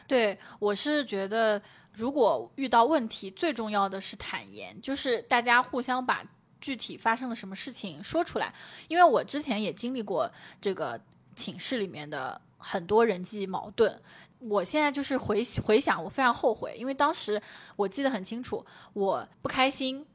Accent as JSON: {"language": "Chinese", "region": "Zhejiang", "country": "China", "also_born_or_lived": "Beijing", "moved": "as an adult", "said": "我是浙江的"}